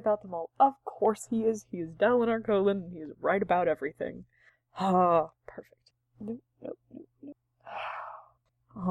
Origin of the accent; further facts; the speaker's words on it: United States; I'm an American who reads books and I have American culture